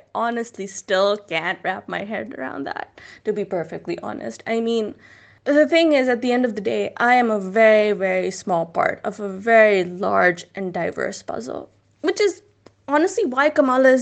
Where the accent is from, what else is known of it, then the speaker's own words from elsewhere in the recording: Pakistan; as Muslims, as Pakistanis